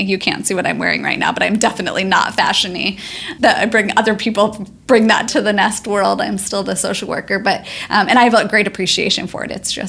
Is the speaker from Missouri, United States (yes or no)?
yes; St. Louis, Missouri, United States; St. Louis, yeah, Missouri.